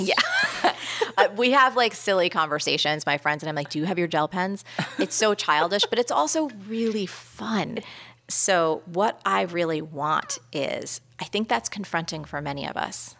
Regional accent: New York City, New York, United States; as a New Yorker

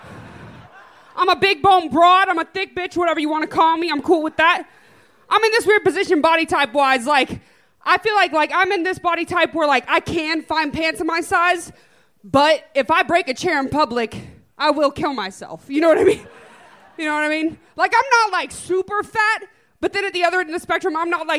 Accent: Dallas, Texas, United States; moved away as an adult; now in Austin, United States; I'm from Dallas, Texas

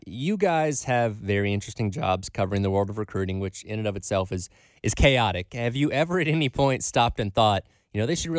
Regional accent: Covington, Georgia, United States; moved away; They're filming this in my hometown.

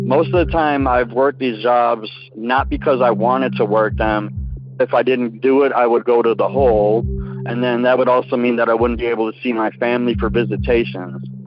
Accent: Milwaukee, Wisconsin, United States; I'm from Milwaukee, Wisconsin.

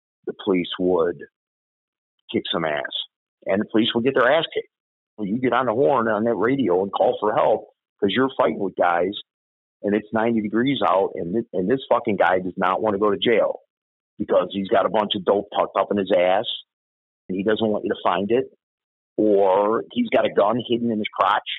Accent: Chicago, Illinois, United States; When I grew up in Bridgeport, we hung on the corners.

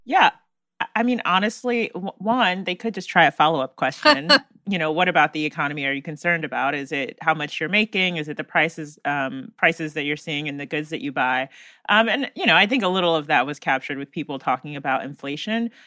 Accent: North Carolina, United States; my home state of North Carolina

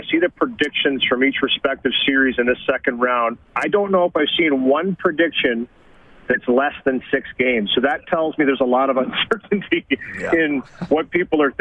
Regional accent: Canada; also born or lived in Edmonton; being Canadian

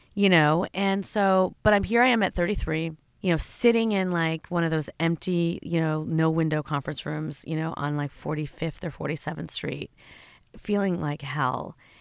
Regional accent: Schaumburg, Illinois, United States; I grew up in Schaumburg, Illinois

